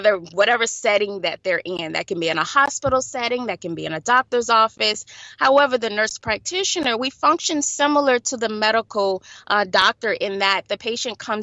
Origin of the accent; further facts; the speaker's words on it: Fort Lauderdale, Florida, United States; I was born and raised in Fort Lauderdale, Florida.